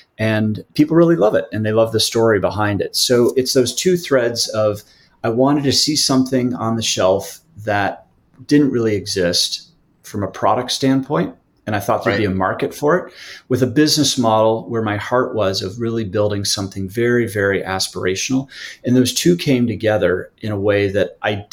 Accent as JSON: {"language": "English", "region": "Midwest", "country": "United States", "tie": "born or raised there", "said": "I grew up in the Midwest"}